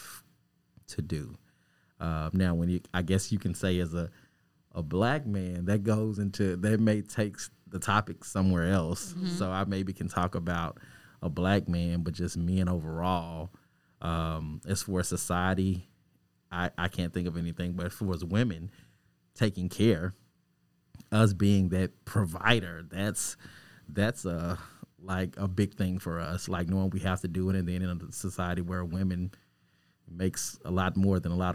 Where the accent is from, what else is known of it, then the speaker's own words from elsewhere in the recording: Arkansas, United States; I am a filmmaker from Arkansas